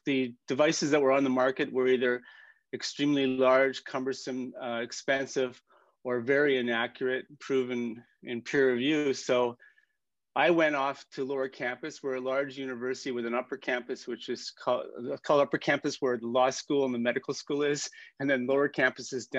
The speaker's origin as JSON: {"language": "English", "country": "Canada", "said": "I'm a Canadian surgeon"}